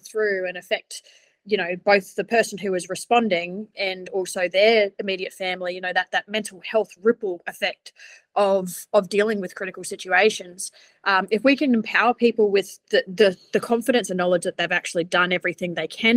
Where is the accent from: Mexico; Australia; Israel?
Australia; now in New Zealand; I'm from Australia and it's exactly the same over there